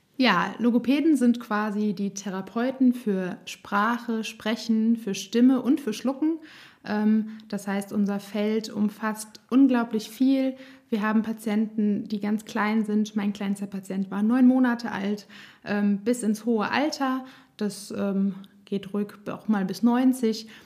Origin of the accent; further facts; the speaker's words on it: Nassau, Rhineland-Palatinate, Germany; ich komme aus Nassau, bin 32 Jahre alt